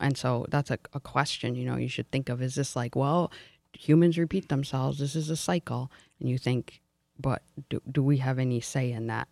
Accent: Detroit, Michigan, United States; my growing up in Detroit

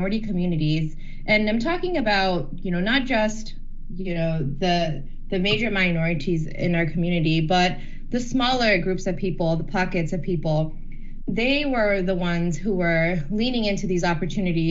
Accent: Detroit, Michigan, United States; growing up in Metro Detroit

